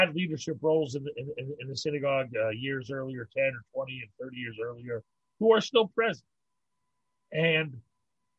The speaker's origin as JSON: {"language": "English", "town": "Pittsburgh", "region": "Pennsylvania", "country": "United States", "tie": "born or raised there", "also_born_or_lived": "New York", "moved": "as an adult", "lives_now": "Montreal, Canada", "said": "I grew up in Pittsburgh"}